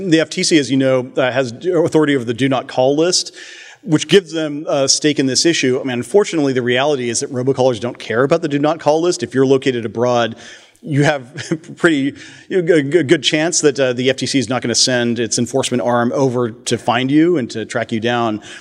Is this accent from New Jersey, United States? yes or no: yes; New Jersey, United States; I'm from New Jersey.